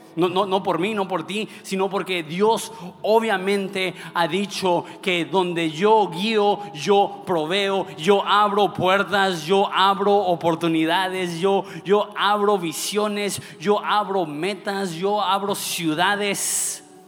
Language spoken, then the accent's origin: Spanish; Ensenada, Baja California, Mexico; ¿de dónde eres? Digo, de Ensenada.